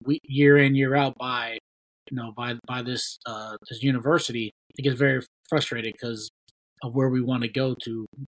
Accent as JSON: {"language": "English", "region": "Ohio", "country": "United States", "said": "we're both from Ohio."}